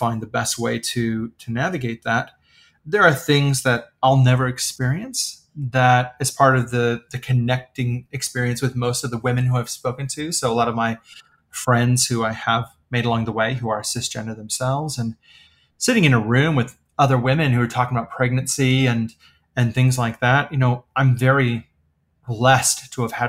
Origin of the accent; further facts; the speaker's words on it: the Midwest of the United States, United States; I was born and raised in the Midwest of the United States